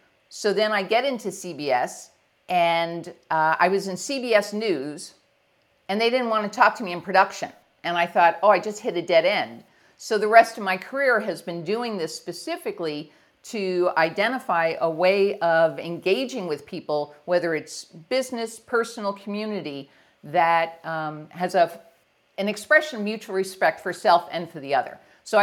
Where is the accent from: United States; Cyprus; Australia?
United States; Northeast; so I grew up in the Northeast, right outside of New York City